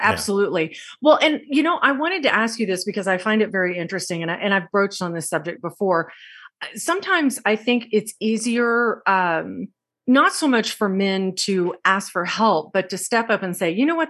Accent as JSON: {"language": "English", "region": "Texas", "country": "United States", "tie": "born or raised there", "said": "I grew up in Texas and I grew up with a very large family"}